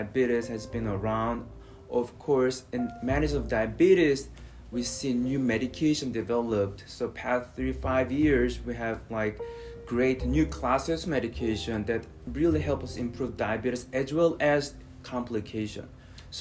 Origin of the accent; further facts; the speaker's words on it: South Korea; moved away as an adult; also born or lived in Philadelphia; now in Houston, United States; I was born and raised in Korea, not North, South Korea